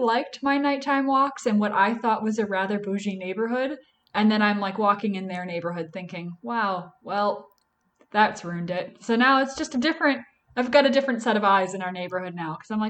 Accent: Wisconsin, United States; now in Philadelphia, United States; So I'm from Wisconsin originally.

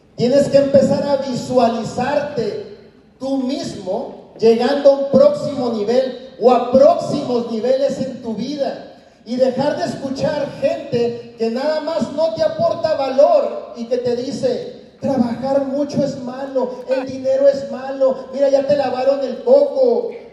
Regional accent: Mexico; now in United States; como latinos, mexicanos, lo único que encontramos allá afuera es lavar platos

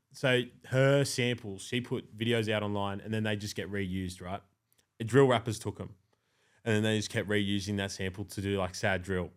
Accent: Blue Mountains, New South Wales, Australia; I'm from the Blue Mountains

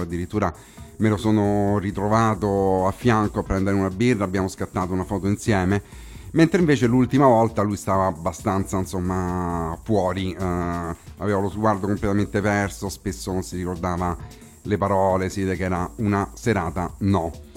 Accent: Rome, Lazio, Italy; qui in studio a Roma, come si dice qui dalle nostre parti

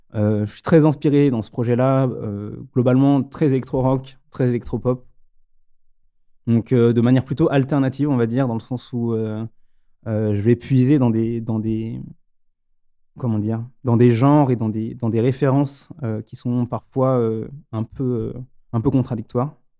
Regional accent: France; moved away as an adult; also born or lived in Lyon / Stuttgart; je suis originaire donc de Bénaud, où j'ai rencontré au lycée Simon et Tanguy

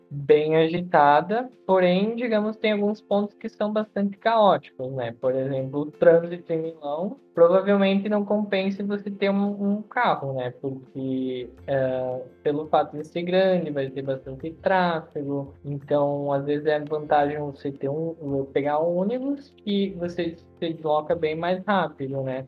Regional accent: Marau, Rio Grande do Sul, Brazil; moved away as an adult; now in Veneto, Italy; eu sou natural de Marau, no Rio Grande do Sul

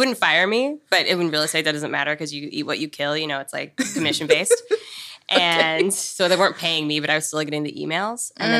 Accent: Denver, Colorado, United States; moved away as an adult; now in New York, United States; Yes, I grew up in Denver.

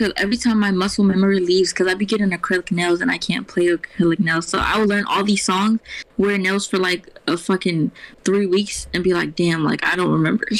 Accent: Maryland, United States; now in Virginia, United States; That's why I miss Maryland, because that's where I'm from, guys. I'm from Maryland.

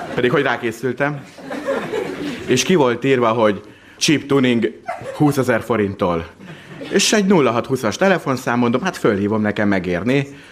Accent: Miskolc, Borsod-Abaúj-Zemplén, Hungary; én Miskolci vagyok

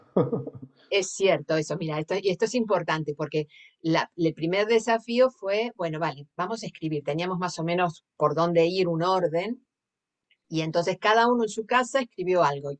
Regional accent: Argentina; accent: Argentine; moved away as an adult; now in Sitges, Spain; vengo de Argentina, se nota por el acento

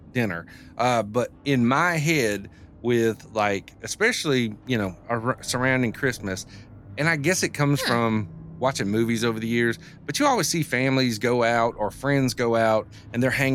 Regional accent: the South, United States; growing up in the South

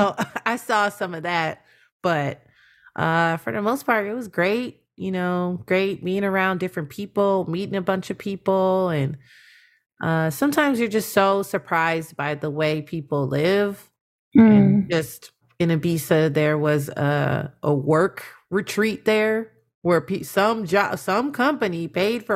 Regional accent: United States; it's apparent that I'm American

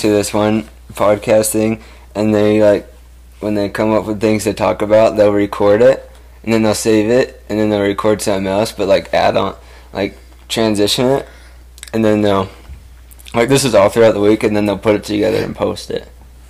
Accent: California, United States; I'm a Californian, Steve-O, and a surfer mixed.

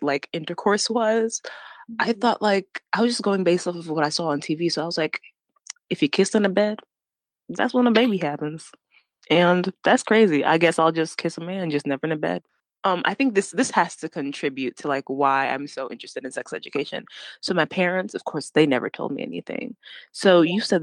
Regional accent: New York, United States; I'm from New York.

